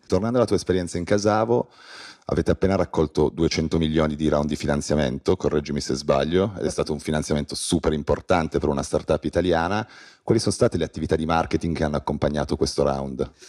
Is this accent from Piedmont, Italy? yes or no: yes; Piedmont, Italy; Da piemontese sottoscrivo